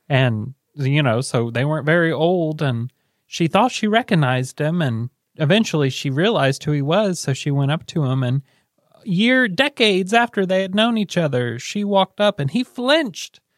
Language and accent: English; Selma, Indiana, United States; also born or lived in Muncie; we moved from Alec to Selma